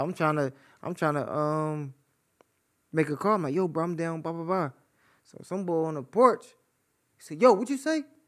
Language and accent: English; Philadelphia, Pennsylvania, United States; moved away as an adult; now in Atlanta, United States; I'm from North Philly